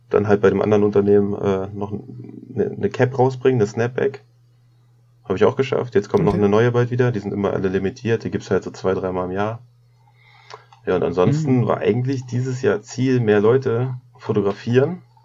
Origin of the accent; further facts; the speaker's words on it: Braunschweig, Lower Saxony, Germany; ich komme aus Braunschweig